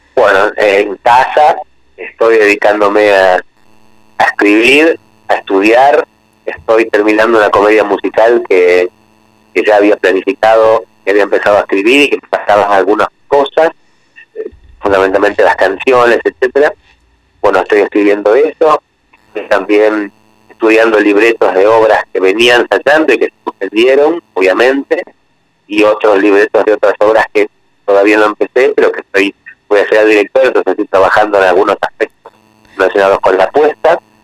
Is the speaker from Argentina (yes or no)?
yes; Argentina; yo soy chianeta y tengo sangre italiana, aunque nací en Argentina, pero mis antepasados son todos italianos